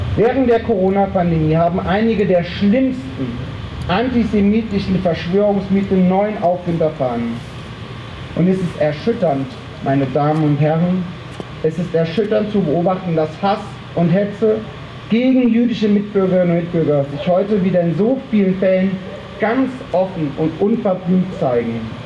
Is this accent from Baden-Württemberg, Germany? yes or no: yes; Freiburg im Breisgau, Baden-Württemberg, Germany; als Freiburger